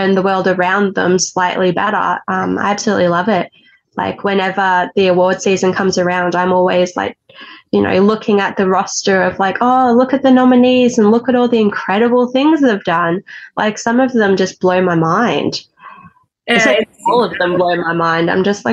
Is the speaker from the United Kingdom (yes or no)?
no; Stawell, Victoria, Australia; moved away; also born or lived in Ballarat / Melbourne; now I'm back where it all began in Stawell